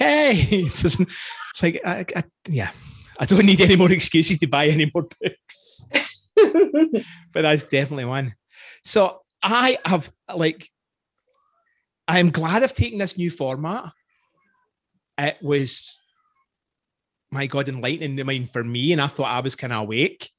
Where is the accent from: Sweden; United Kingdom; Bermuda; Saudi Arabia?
United Kingdom; Scotland; now in Canada; I'm Scottish